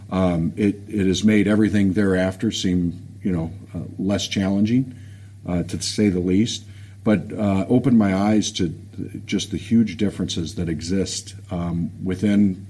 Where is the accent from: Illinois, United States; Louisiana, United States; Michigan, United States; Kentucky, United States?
Michigan, United States; Detroit; I grew up on the uh, the west side of uh, Detroit, um, over in Royal Oak area